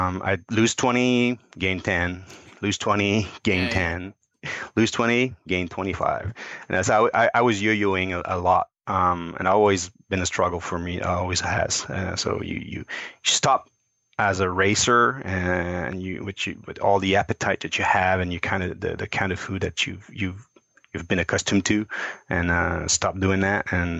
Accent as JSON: {"language": "English", "region": "Quebec", "country": "Canada", "also_born_or_lived": "Cincinnati, United States / Montreal", "said": "I moved back from Cincinnati to Quebec to work again"}